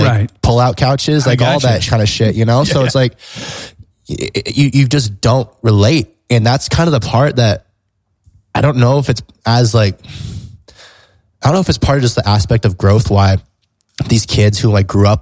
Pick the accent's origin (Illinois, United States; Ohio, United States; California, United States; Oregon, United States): California, United States; San Diego; I'm from San Diego